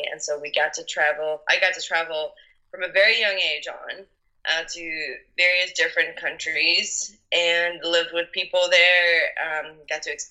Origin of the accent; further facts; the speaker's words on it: north of Belgium, Belgium; I am 25 years old and I am from Belgium. I um, grew up on the countryside in the north of Belgium